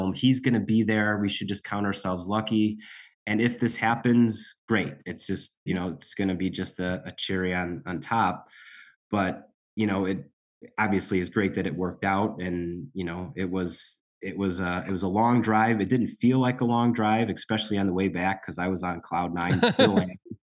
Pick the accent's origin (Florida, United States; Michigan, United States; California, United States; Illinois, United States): Illinois, United States; Chicago; we're from Chicago